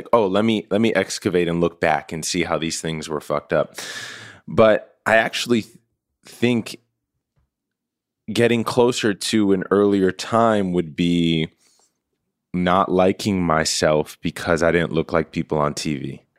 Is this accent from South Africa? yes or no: no; New York, United States; as a kid, I had the real awesome fortune of growing up in New York. And my building was a true, like, melting pot.